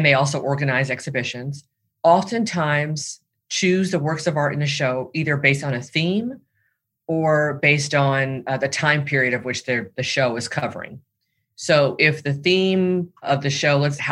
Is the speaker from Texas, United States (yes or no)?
no; Los Angeles, California, United States; I'm based in Los Angeles, California, and I'm also from Los Angeles